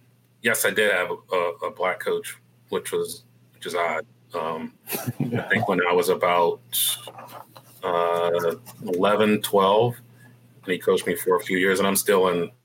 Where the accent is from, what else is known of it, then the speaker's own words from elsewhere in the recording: Baltimore, Maryland, United States; also born or lived in DMV; I was not born in Columbia, Maryland. I was born in Baltimore.